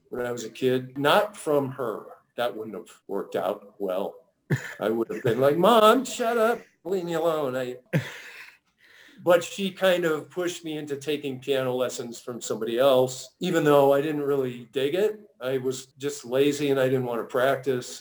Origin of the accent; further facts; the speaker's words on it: San Jose, California, United States; moved away as an adult; also born or lived in Santa Barbara; now in Los Angeles, United States; my hometown of San Jose